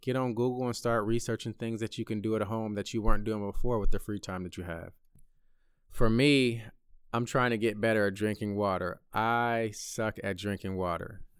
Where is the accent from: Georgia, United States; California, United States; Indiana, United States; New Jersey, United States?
California, United States; Bay Area; moved away as an adult; my hometown of the Bay Area